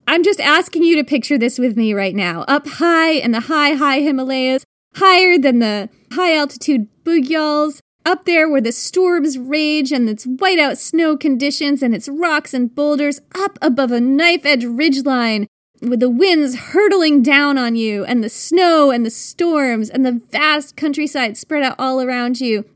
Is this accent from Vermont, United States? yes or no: yes; Vermont, United States; moved away; I grew up in Vermont